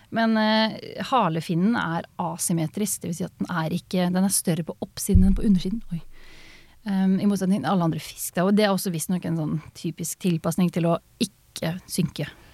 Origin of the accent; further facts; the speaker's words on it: Østfold, Norway; jeg er fra Østfold, så vi har det i kulturarven vår